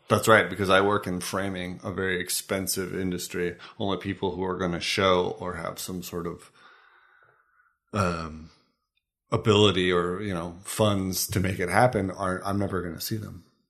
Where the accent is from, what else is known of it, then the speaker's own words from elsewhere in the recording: United States; now in Denmark; as an American